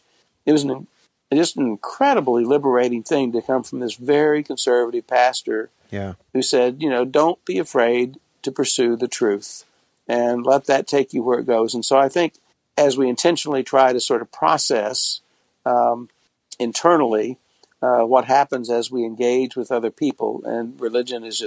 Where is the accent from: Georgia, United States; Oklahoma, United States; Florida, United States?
Oklahoma, United States; Tulsa; I was born in Tulsa, Oklahoma in 1950 into a Protestant family